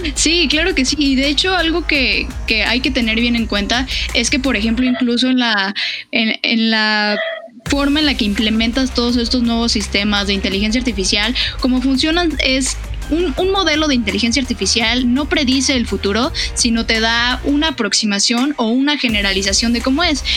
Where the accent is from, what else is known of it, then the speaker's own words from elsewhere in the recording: Mexico City, Mexico; yo nací en Iztapalapa